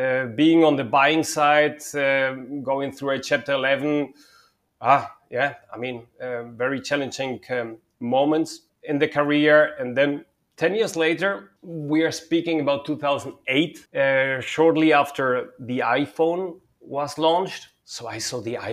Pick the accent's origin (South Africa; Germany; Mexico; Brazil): Germany; also born or lived in Spain / Madrid, Spain / Munich, Germany; I was born and partly raised in Spain. And I grew up in Germany.